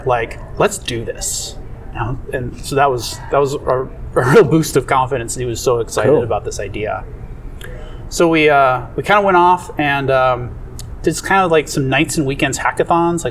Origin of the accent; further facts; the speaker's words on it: Minnesota, United States; my hometown, Minnesota